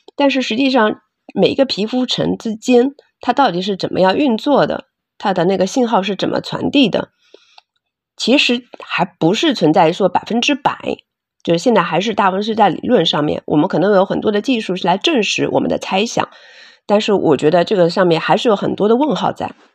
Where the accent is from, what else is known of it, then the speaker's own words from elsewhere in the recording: Hangzhou, Zhejiang, China; moved away as an adult; also born or lived in Beijing / United States; 我是杭州本地人，土生土长的杭州人，然后现在回，呃，创业也是在杭州